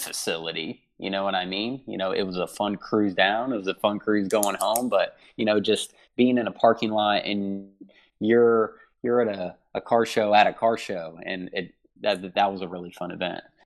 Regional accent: Huber Heights, Ohio, United States; I grew up in Huber Heights, Ohio

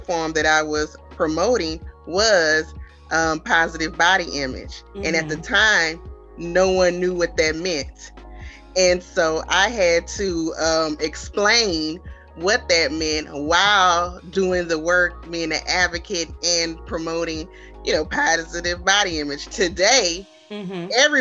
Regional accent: Baton Rouge, Louisiana, United States; So I am originally from Baton Rouge, Louisiana

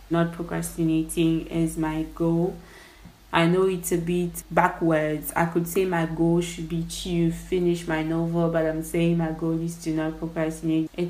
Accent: DR Congo; English is a second language; Like I'm Congolese originally, and I'm currently uh, residing in my home country.

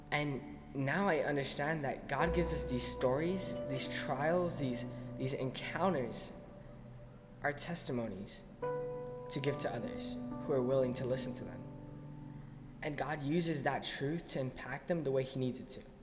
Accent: El Paso, Texas, United States; moved away as an adult; now in Arizona, United States; I grew up in El Paso, Texas, but I'm here now

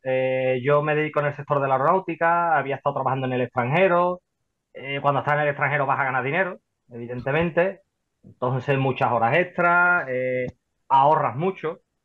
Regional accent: Seville, Andalusia, Spain; soy de Sevilla, ¿vale? Por aquí, por la zona de, Sevilla

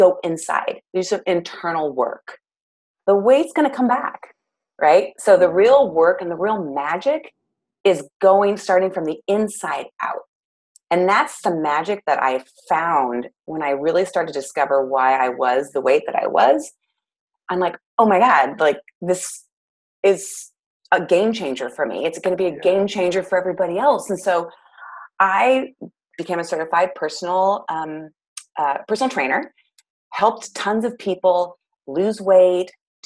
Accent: Clovis, California, United States; now in Goleta, United States; I am from Clovis, California. So it's very much the valley part of California

